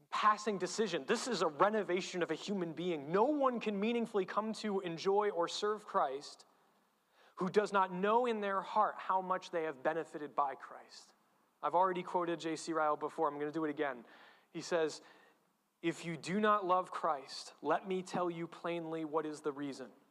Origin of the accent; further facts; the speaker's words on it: New England, Connecticut, United States; I'm from New England, I'm a Connecticut Yankee